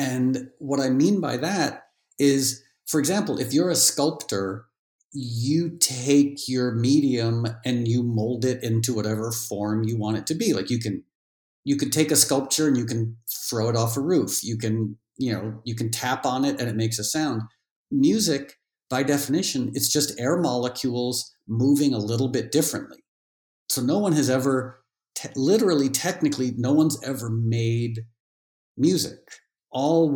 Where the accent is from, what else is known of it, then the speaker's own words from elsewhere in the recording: New York City, New York, United States; also born or lived in Connecticut; when I was growing up in New York City and Connecticut